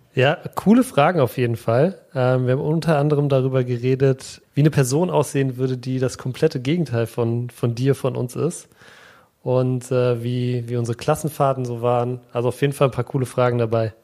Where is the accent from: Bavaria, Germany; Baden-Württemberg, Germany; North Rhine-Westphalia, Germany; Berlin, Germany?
Berlin, Germany; Ich bin in Berlin geboren